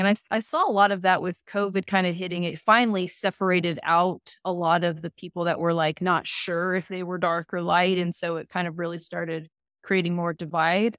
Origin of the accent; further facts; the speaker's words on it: Salt Lake City, Utah, United States; I was born in Salt Lake